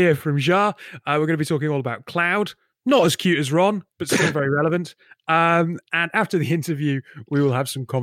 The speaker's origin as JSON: {"language": "English", "area": "the Northeast", "region": "North East England", "country": "United Kingdom", "tie": "born or raised there", "said": "a native of the Northeast"}